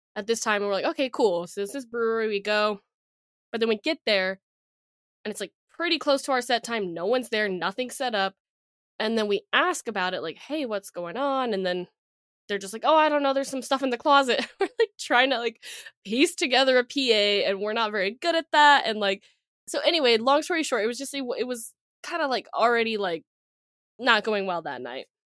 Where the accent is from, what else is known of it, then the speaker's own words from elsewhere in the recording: Texas, United States; we're from Texas